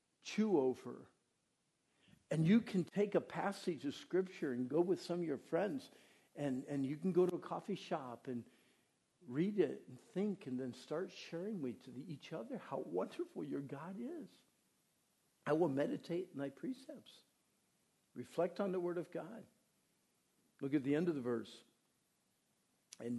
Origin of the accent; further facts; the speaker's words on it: Pennsylvania, United States; moved away; I was raised in Pennsylvania